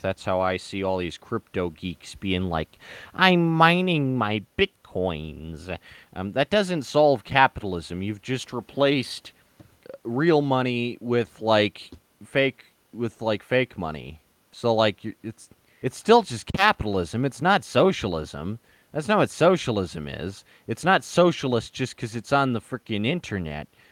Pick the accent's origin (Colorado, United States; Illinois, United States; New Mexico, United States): Colorado, United States; Denver; I was born in Denver, um, like yeah, and my ancestors like were here in the Platte River during like pioneer times, so. Um, you know, I mean, I'm about as Denver as it as it gets.